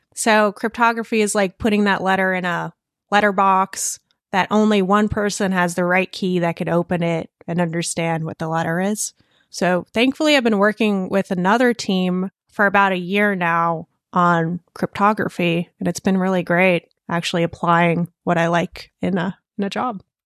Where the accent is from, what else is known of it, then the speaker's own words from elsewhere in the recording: Connecticut and Vermont, Northeast, United States; moved away; also born or lived in Russia / California; I spent my childhood in Connecticut and Vermont.